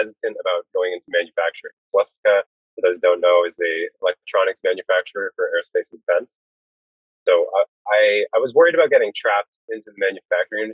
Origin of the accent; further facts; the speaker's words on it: Brampton, Ontario, Canada; I'm originally from Brampton, Ontario